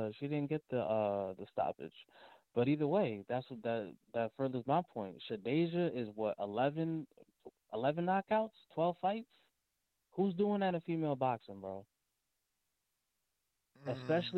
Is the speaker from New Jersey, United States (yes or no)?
yes; Paterson, New Jersey, United States; I'm from Patterson.